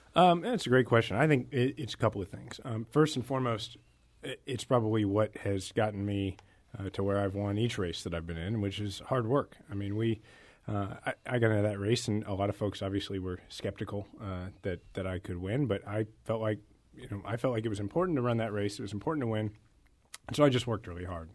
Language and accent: English; Kansas City, Missouri, United States; also born or lived in Washington, D.C.; I'm originally from Kansas City